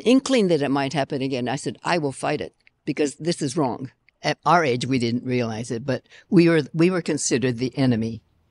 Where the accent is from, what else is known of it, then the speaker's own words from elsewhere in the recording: United States; But I am not Japanese. I'm Japanese American.